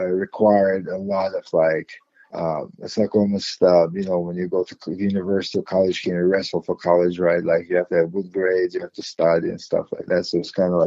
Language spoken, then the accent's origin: English; Moscow, Russia; also born or lived in Ukraine / New York, United States / New Jersey, United States; now in United States; as a young kid, like I grew up in Moscow